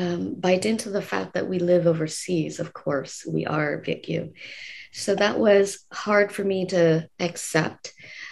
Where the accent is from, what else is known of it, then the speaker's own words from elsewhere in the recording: San Jose, California, United States; I grew up in San Jose, California, my hometown.